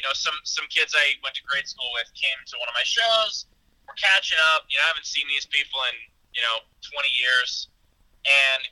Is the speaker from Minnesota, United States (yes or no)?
no; New York City, New York, United States; I grew up in Queens, which is the most diverse county in the country